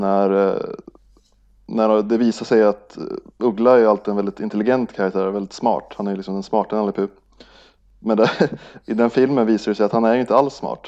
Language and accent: Swedish; Norrland, Sweden; när jag var liten och bodde i Norrland